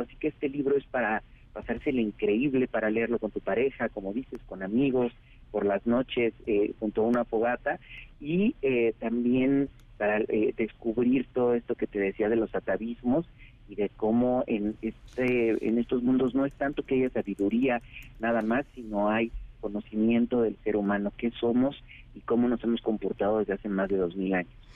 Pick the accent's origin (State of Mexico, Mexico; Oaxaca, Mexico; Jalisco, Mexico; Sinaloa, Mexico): Oaxaca, Mexico; mi pueblo de Oaxaca